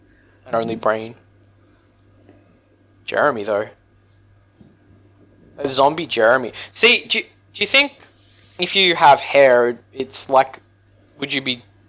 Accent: Australia; as an Aussie

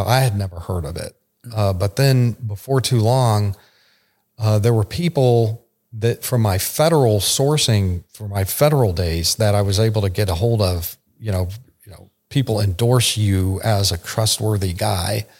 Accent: Arizona, United States; moved away as an adult; also born or lived in Texas / Eastern Europe; I was born in Texas, but grew up in Arizona

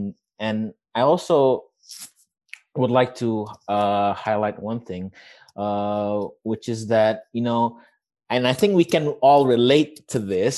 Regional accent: Indonesia; and then you would have to answer, I'm from Indonesia, and like, you know, that's a conversation started

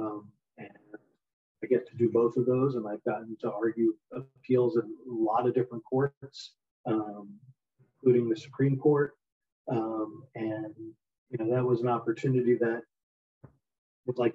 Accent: East Coast, United States; moved away as an adult; also born or lived in Pennsylvania / California; I grew up on the East Coast

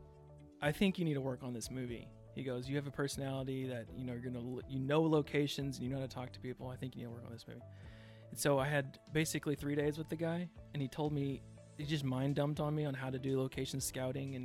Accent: Chickasha, Oklahoma, United States; I grew up here in Chickasha

